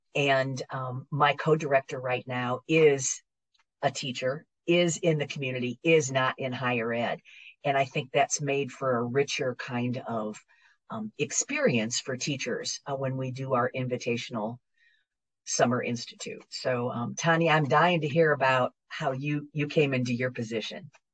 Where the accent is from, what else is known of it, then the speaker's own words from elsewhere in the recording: Northeast Iowa, United States; moved away as an adult; also born or lived in Hattiesburg, Mississippi / Baton Rouge, Louisiana; now in Louisiana, United States; I'm originally from the Midwest, um, from the great state of Iowa, Northeast Iowa